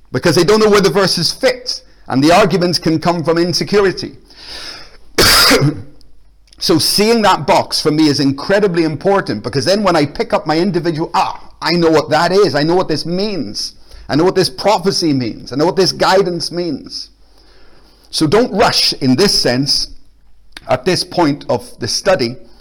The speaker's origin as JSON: {"language": "English", "town": "Belfast", "region": "Northern Ireland", "country": "United Kingdom", "moved": "yes", "lives_now": "Glasgow, United Kingdom", "said": "I'm from Belfast. I'm actually Irish"}